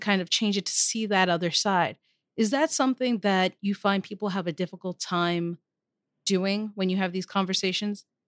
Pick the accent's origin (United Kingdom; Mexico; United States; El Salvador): United States; Maryland; my home state of Maryland